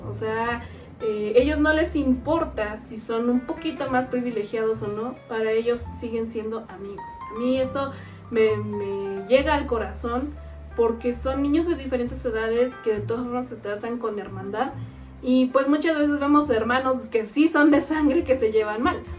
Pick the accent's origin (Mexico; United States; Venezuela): Mexico; seguimos con los mismos vicios como sociedad mexicana.